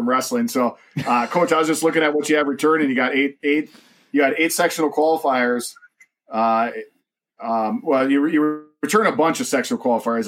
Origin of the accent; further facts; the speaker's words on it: Wrightstown, Wisconsin, United States; moved away; I grew up in the Wrightstown